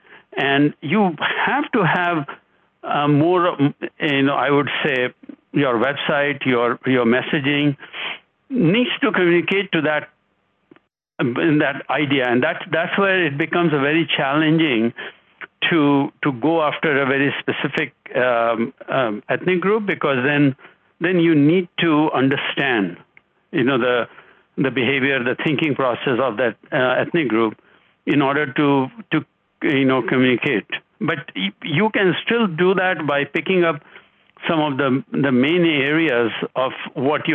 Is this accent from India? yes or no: yes; India; now in United States; I am originally from India. I've lived here for much longer than I've lived in India, right, for 40 plus years